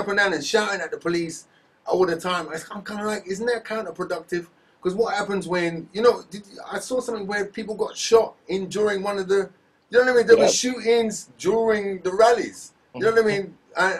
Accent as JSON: {"language": "English", "region": "England", "country": "United Kingdom", "said": "being English"}